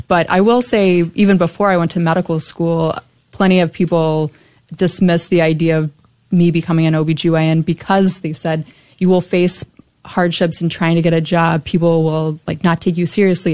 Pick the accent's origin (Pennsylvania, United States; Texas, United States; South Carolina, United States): Texas, United States; Burleson; also born or lived in Dallas / San Antonio / Buffalo / Omaha; I grew up in Burleson, and that's where I did all my uh, schooling